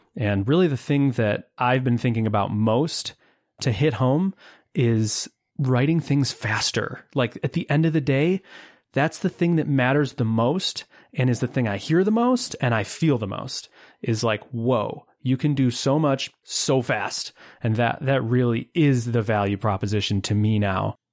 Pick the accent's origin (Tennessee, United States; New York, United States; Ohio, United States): New York, United States; Buffalo; I hail from Buffalo, New York, born, raised, and currently living not far from Niagara Falls